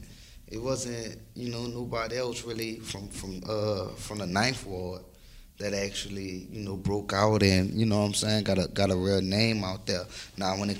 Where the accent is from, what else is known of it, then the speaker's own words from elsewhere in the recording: New Orleans, Louisiana, United States; I'm from New Orleans. Ninth Ward, New Orleans.